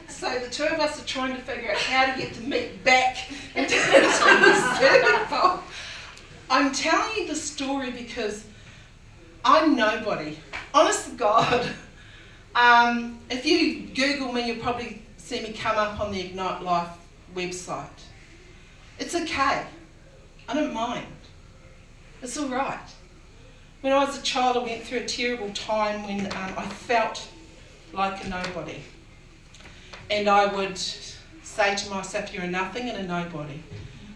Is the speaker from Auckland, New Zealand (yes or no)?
yes; Auckland, New Zealand; I'm from Otara, okay? I got born and bred and brought up